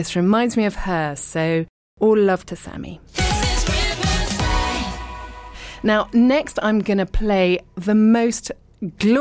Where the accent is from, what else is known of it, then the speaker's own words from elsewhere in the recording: Richmond, London, United Kingdom; moved away as an adult; also born or lived in abroad / East Sheen; I was born in Richmond and I lived and worked in London, but then lived abroad for a really long time. I'm now back in the UK and I live in East Sheen